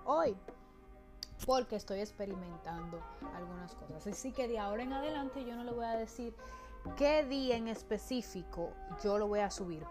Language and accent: Spanish; Dominican Republic; moved away as an adult; now in United States; yo vengo de un país tropical, yo vengo de República Dominicana